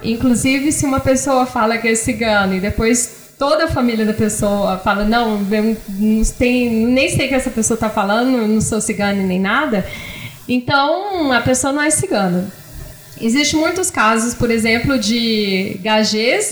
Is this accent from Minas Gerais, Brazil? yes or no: no; Goiânia, Goiás, Brazil; moved away as an adult; also born or lived in São Paulo / France; now in Argentina; eu sou de Goiânia e eu fui estudar em São Paulo